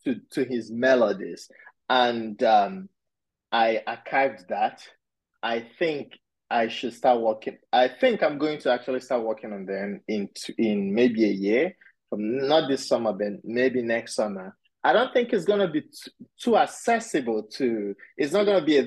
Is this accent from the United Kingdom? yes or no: no; Nigeria; also born or lived in Pittsburgh, United States; now in United States; I'm Nigerian originally. And when I moved to the US, that was the city I landed in. And I stayed there for 14 years